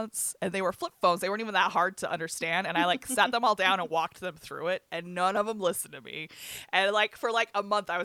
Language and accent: English; Bryce, Utah, United States; I grew up in Bryce